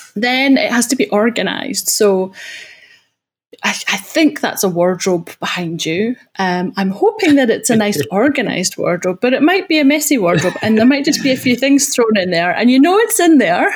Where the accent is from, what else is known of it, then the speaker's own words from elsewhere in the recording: Scotland, United Kingdom; accent: Scottish; now in Guildford, United Kingdom; I'm from Scotland